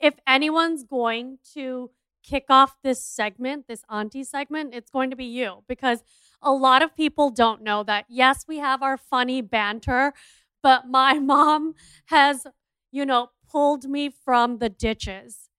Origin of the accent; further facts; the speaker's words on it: India; I'm an Indian entrepreneur